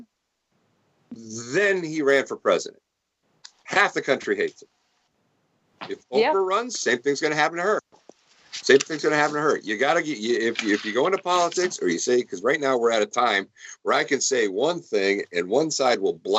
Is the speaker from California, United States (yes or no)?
no; Detroit, Michigan, United States; I come from Detroit